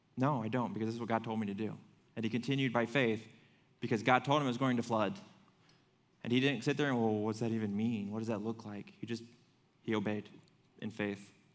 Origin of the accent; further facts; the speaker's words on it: Fremont, United States; moved away as an adult; I grew up in Fremont